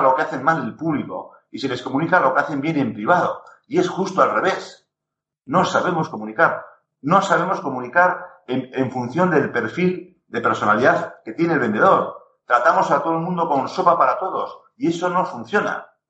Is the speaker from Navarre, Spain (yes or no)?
yes; Navarre, Spain; Como buen navarro